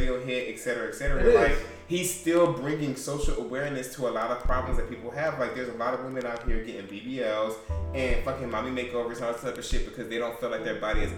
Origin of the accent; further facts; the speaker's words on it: Atlanta, Georgia, United States; also born or lived in Baltimore, Maryland; I grew up in Atlanta. Yeah, I was born. I've been in Atlanta since I was two.